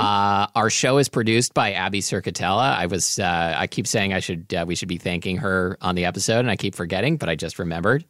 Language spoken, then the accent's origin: English; Portland, Oregon, United States; There was this place in my neighborhood when I was growing up in Portland, Oregon